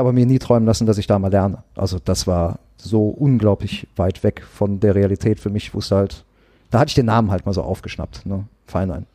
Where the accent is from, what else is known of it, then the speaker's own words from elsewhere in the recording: Bergisches Land, North Rhine-Westphalia, Germany; also born or lived in Wanne-Eickel; Ich bin ja im, im Bergischen Land groß geworden, in so einem kleinen zweieinhalbtausend